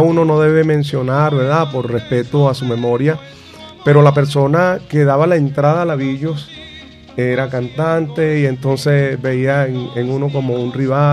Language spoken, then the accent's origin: Spanish; Trincheras, Carabobo, Venezuela; moved away as an adult; also born or lived in Valencia, Venezuela; now in Maracay, Venezuela; Yo soy de un pueblo cafetero y productor de cacao llamado Trincheras, eh, ubicado entre la ciudad industrial Valencia y Puerto Cabello